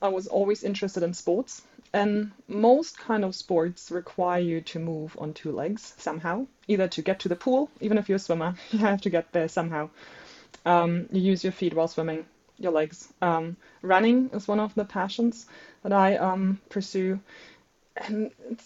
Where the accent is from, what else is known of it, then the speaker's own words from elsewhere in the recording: Germany; English is a second language; moved away as an adult; now in Brisbane, Australia; I'm not a native speaker. I am originally from Germany, studying at the University